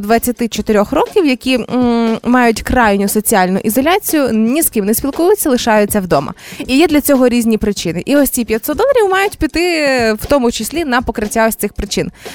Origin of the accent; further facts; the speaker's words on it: Zhytomyr, Zhytomyr Oblast, Ukraine; у нас в дитинстві в Житомирі